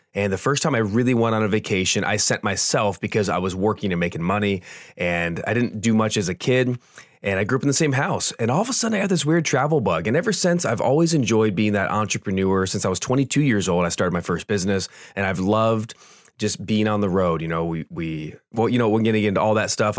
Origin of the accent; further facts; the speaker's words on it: Southern California, United States; we grew up in Southern California